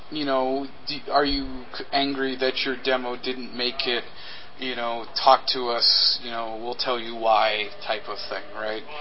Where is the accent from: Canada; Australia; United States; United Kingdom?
Canada; Winnipeg, Manitoba; And it was founded in my hometown of Winnipeg, uh, Manitoba in Canada